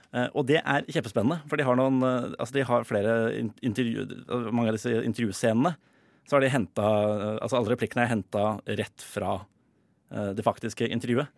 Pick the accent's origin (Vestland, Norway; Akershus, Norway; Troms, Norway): Akershus, Norway; Drøbak; Jeg, jeg er jo fra Drøbak